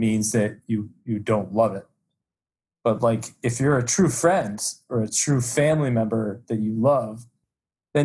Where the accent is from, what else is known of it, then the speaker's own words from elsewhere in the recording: United States; I'm from the United States